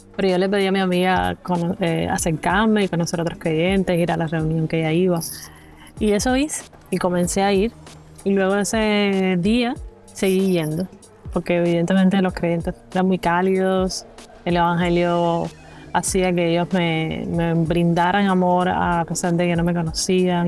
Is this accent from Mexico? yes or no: no; Pinar del Río, Cuba; tengo 30 años, soy cubana.